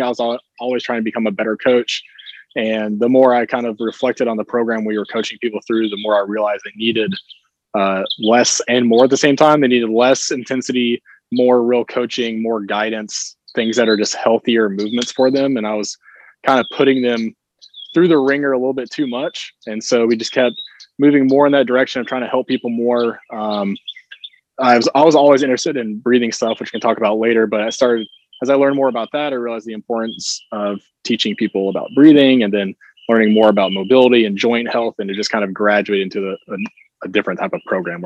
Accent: Kingsport, Tennessee, United States; also born or lived in Kentucky / Atlanta; I grew up in Kingsport, so around here, nearby, and then went to college up in Kentucky where I played football

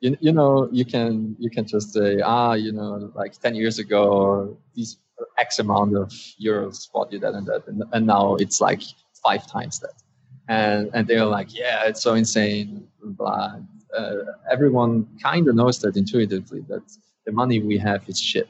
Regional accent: Austria; I'm in Austria currently, and I'm also I was born in Austria.

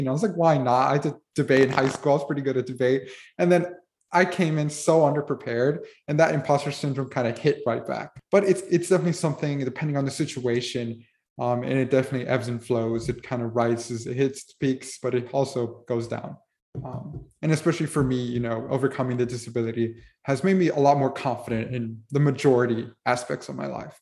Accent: Miami, Florida, United States; being born and raised in Miami my entire life

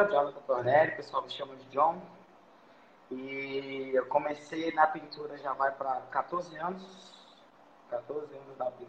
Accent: Vitória, Espírito Santo, Brazil; Então, sou de Vitória também, né? Espírito Santo. Aqui o mercado de trabalho é muito bom.

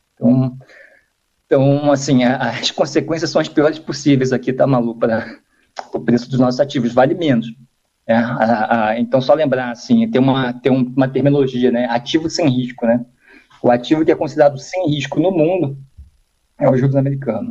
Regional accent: Brazil; como brasileiro

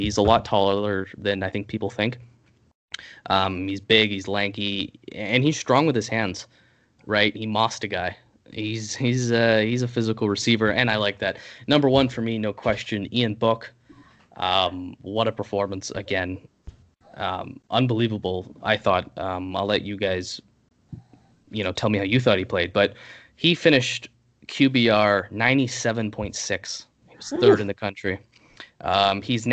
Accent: Canada; I'm Canadian

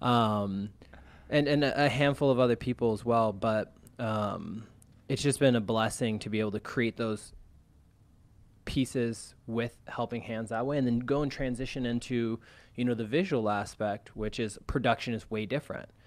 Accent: California, United States; moved away as an adult; also born or lived in Arizona; now in Chicago, United States; I was born in Arizona. I was raised in California. Came out to Chicago about three and a half years ago

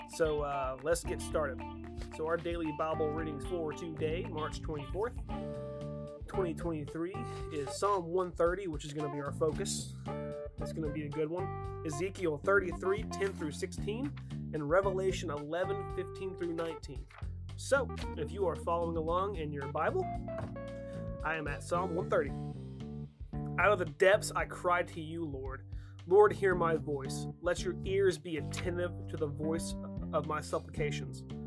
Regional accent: North Georgia, United States; I'm from North Georgia

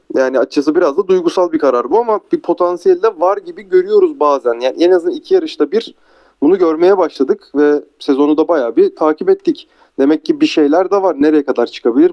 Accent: Turkey; biz Türkler olarak duruş ve karizmayı severiz

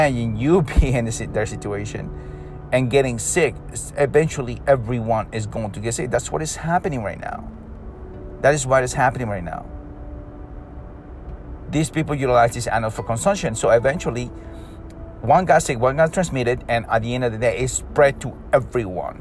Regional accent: Peru; I'm from Peru

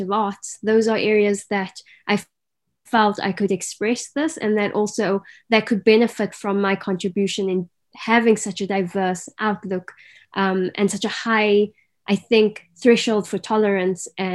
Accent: Cape Town, Western Cape, South Africa; also born or lived in Garden Route; So growing up, I grew up in Cape Town City. But by the age of 10, my family decided that a change is due.

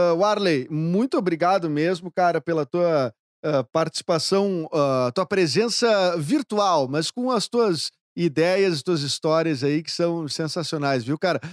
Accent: Porto Alegre, Rio Grande do Sul, Brazil; accent: porto-alegrense; eu já tenho um sotaque mais porto-alegrense

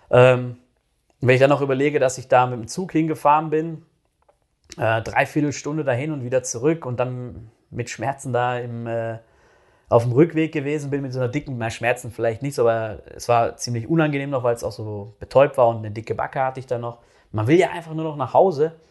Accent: North Rhine-Westphalia, Germany; da halt in NRW, wo ich groß geworden bin

